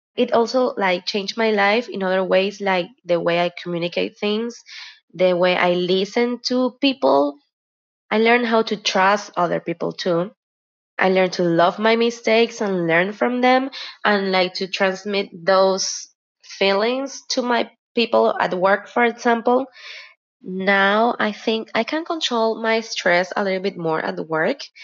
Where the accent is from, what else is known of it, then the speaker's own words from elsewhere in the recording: Guayaquil, Guayas, Ecuador; I am from Guayaquil, Ecuador